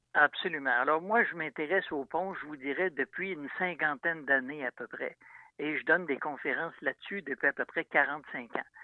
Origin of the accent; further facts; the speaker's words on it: Saint-Romuald, Quebec, Canada; je suis natif de Saint-Romuald. Quand j'étais jeune, je demeurais près du fleuve.